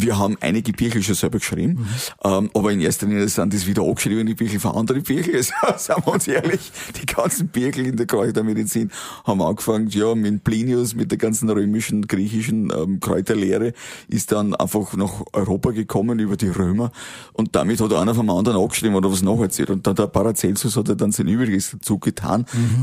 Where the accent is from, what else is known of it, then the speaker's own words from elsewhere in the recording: Waldviertel, Lower Austria, Austria; im Waldviertel, wenn du in dieser Bescheidenheit aufgewachsen bist, wenn du das mitgekriegt hast von deinen Eltern